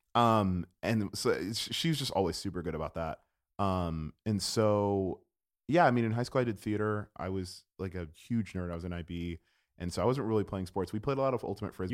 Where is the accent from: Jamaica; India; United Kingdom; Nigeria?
Jamaica; also born or lived in Gainesville, Florida; as a Jamaican person